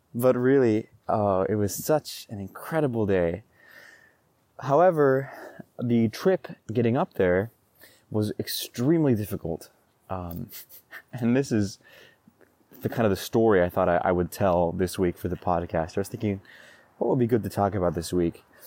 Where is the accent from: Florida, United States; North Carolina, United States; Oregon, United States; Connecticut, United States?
Oregon, United States; Roseburg; Roseburg, my hometown